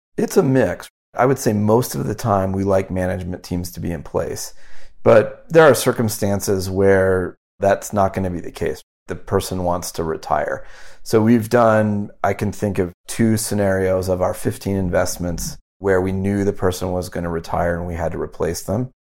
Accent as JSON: {"language": "English", "town": "Omaha", "region": "Nebraska", "country": "United States", "tie": "born or raised there", "also_born_or_lived": "Wyoming", "said": "I grew up in Wyoming and Omaha, Nebraska"}